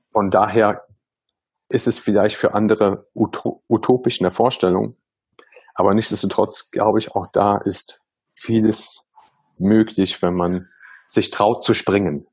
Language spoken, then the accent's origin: German; Germany; bin ich halt auch in Deutschland sehr multikulti aufgewachsen